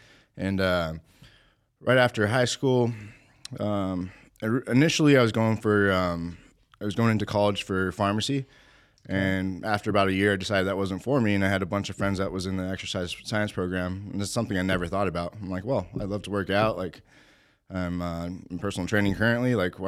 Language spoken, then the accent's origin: English; Albuquerque, New Mexico, United States; This is in Albuquerque, New Mexico.